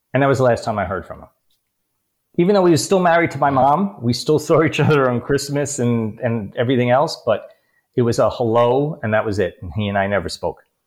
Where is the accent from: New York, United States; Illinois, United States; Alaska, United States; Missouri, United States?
New York, United States; New York City; also born or lived in Bronx / Queens / Long Island / Upper East Side; a new york city kid grew up with an abusive alcoholic father.